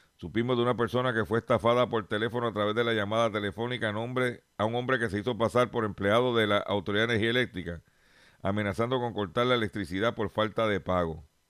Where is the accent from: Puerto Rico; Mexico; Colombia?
Puerto Rico; Lares; allá en, en mi pueblo de Lares